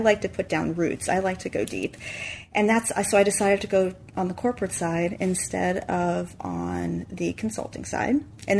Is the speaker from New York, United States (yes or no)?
yes; New York, United States; And that was a difficult decision because I'm a New Yorker.